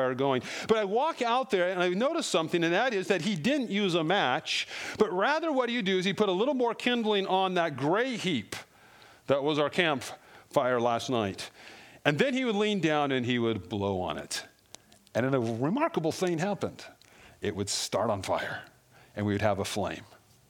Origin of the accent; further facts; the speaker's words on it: Colorado, United States; I grew up in Colorado